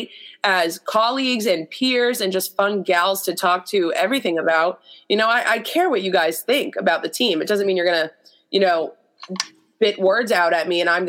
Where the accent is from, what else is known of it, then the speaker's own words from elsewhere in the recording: Boston, Massachusetts, United States; moved away as an adult; now in Green Bay, United States; growing up in Boston